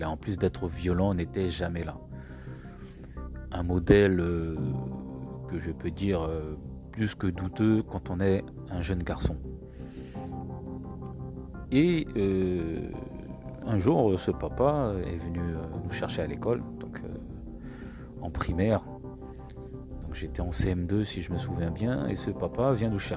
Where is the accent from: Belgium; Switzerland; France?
France; Île-de-France; Alors, j'ai grandi en France, je suis toujours en France, en région parisienne. Mes parents sont arrivés en 79, je suis né en 80.